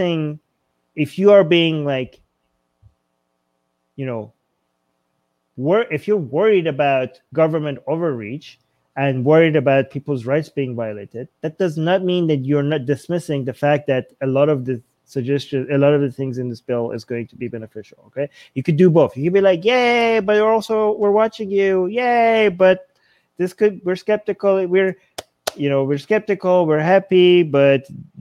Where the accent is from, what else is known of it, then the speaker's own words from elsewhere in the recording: Canada; I'm Canadian